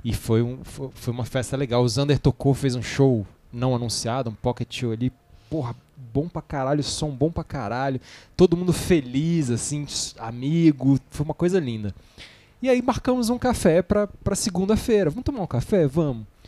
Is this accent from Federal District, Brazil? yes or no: yes; Brasília, Federal District, Brazil; eu sou de Brasília